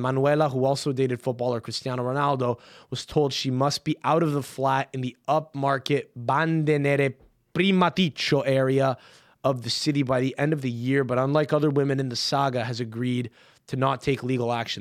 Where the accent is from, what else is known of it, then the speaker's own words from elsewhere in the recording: Canada; now in New York, United States; I'm Canadian